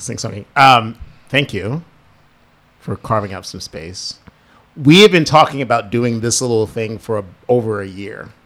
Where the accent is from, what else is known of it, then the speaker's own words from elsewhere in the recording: New Jersey, United States; growing up in Jersey